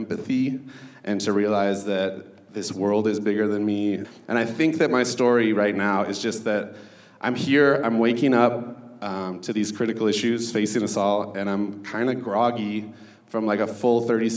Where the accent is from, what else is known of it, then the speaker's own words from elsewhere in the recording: Hopkins, Minnesota, United States; I grew up in Hopkins, which is like 20 minutes outside of the cities